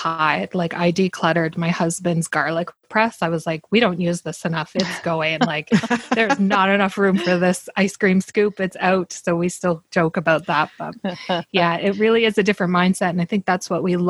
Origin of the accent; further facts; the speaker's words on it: Canada; I'm a Canadian woman living in Squamish, British Columbia